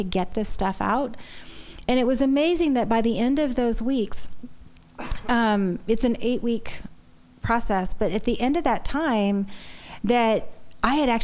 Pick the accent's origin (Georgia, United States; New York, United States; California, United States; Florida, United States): Florida, United States; moved away; also born or lived in Boston; I was born and raised in Florida